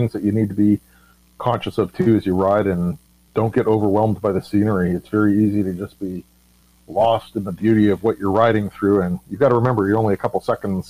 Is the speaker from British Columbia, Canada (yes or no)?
yes; Vancouver, British Columbia, Canada; I grew up in Vancouver